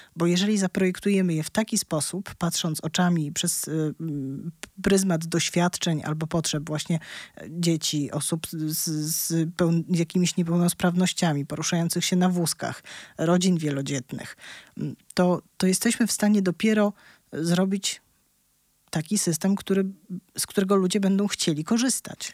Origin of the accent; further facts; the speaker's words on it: Warsaw, Masovian Voivodeship, Poland; ja się urodziłam w Warszawie, całe życie tutaj mieszkam